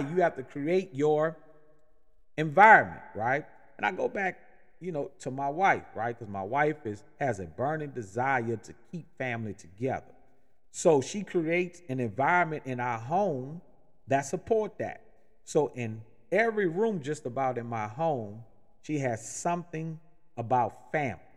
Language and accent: English; New Orleans, Louisiana, United States; now in Atlanta, United States; I'm originally born and raised in New Orleans